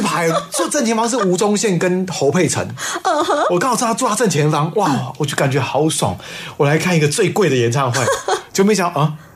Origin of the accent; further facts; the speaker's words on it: Taiwan; 我爸爸是山东人。啊。所以我是吃山东馒头长大的